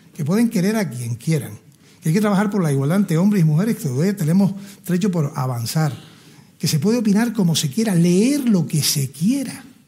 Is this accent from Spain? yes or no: yes; Gran Canaria, Canary Islands, Spain; moved away as an adult; also born or lived in La Laguna, Tenerife; Yo soy de Gran Canaria